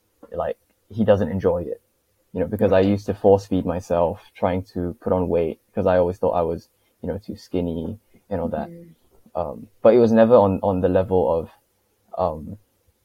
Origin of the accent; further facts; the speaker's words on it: Singapore; also born or lived in United Kingdom; born and raised in Singapore from, you know, 0 to like 20